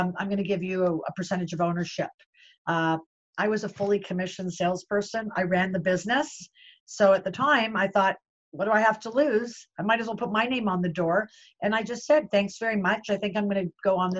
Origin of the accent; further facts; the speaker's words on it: Toronto, Ontario, Canada; I was born and bred in Toronto, Canada